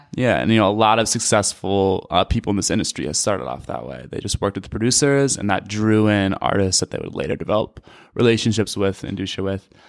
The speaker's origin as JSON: {"language": "English", "town": "Madison", "region": "Wisconsin", "country": "United States", "said": "I'm from Madison, Wisconsin"}